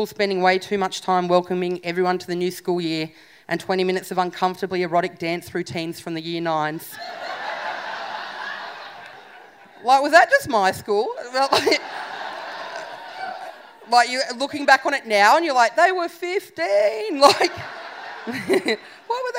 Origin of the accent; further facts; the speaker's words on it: Canberra, Australian Capital Territory, Australia; I moved from St. Jude's Primary School in Canberra to a public high school